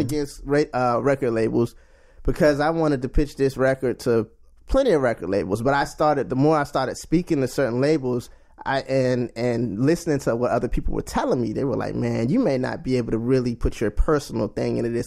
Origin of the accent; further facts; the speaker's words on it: Washington, District of Columbia, United States; also born or lived in Charlotte, North Carolina; I'm from Washington, D C. I was born in Charlotte, North Carolina, but raised in D C.